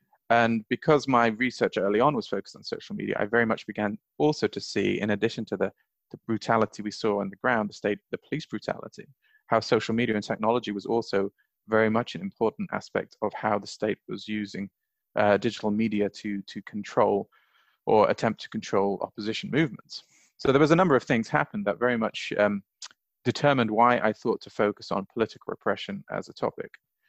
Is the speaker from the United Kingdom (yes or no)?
no; Bahrain; also born or lived in Saudi Arabia; I grew up in Bahrain and Saudi Arabia. I lived there as a child and a teenager. So for me, it's the place that I feel that I belong.